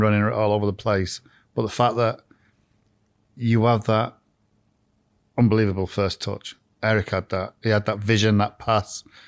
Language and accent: English; Blackburn, North West England, United Kingdom; I come from Blackburn